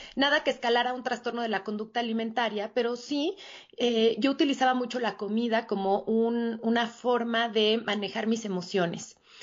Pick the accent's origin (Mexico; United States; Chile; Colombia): Mexico; Mexico City; yo soy de la Ciudad de México y aquí radico